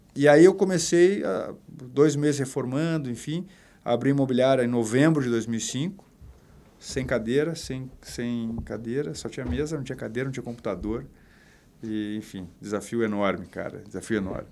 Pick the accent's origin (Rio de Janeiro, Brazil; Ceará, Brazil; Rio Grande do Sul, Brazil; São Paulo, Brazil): Rio Grande do Sul, Brazil; Porto Alegre; eu sou gaúcho sou de Porto Alegre do bairro Bonfim Magro do Bonfa e cara eu cresci dentro de imobiliária